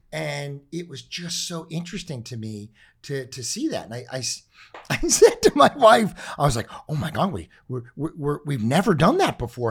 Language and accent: English; Los Angeles, California, United States; We grew up in the Palisades